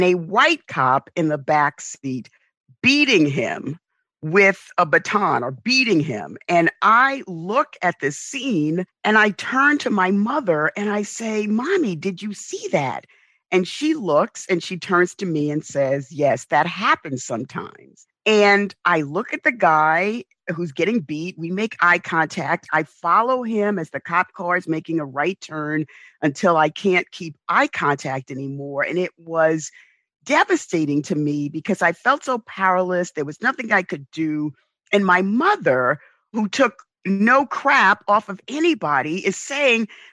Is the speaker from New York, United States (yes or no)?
yes; New York, United States; I grew up in the South Bronx.